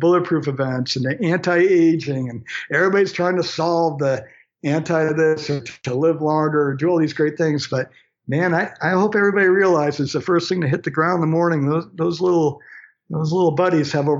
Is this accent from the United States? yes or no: yes; Maine, United States; I'm from Maine, just a good Maine kid that grew up in the woods myself